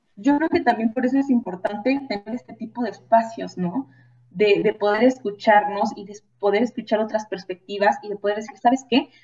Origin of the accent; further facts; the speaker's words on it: Guanajuato, Mexico; Yo que soy de Guanajuato